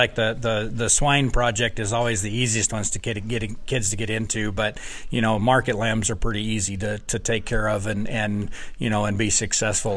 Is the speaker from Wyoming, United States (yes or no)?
yes; Wyoming, United States; moved away as an adult; now in Wisconsin, United States; I grew up in Wyoming where the sheep industry was large